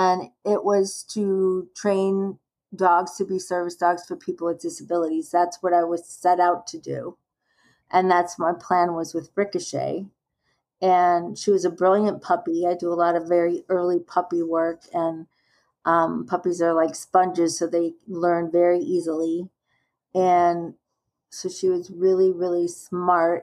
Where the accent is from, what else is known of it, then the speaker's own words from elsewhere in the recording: Chicago, Illinois, United States; moved away as an adult; now in San Diego, United States; I'm actually from Chicago